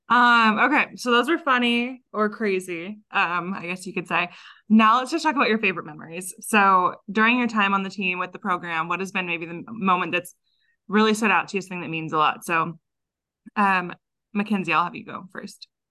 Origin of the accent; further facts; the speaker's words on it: Texas, United States; moved away; I grew up in Texas